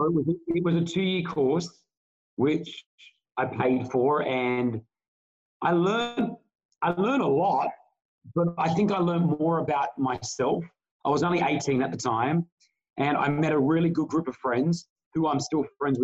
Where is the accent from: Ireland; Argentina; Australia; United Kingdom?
Australia; now in Dubai, United Arab Emirates; very close Lebanese family as well, in growing up in Australia